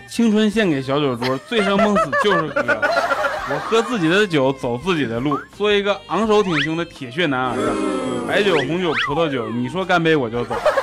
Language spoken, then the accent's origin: Chinese; Northeast China, China; 喝酒之前我是东北的，喝完酒我东北我的呀